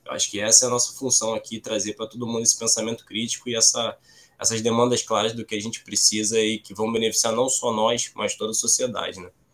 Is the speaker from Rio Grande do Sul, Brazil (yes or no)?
no; Baixada Fluminense, Rio de Janeiro, Brazil; also born or lived in Nova Iguaçu; Eu moro aqui no, em Nova Iguaçu, sou da Baixada Fluminense, Rio de Janeiro.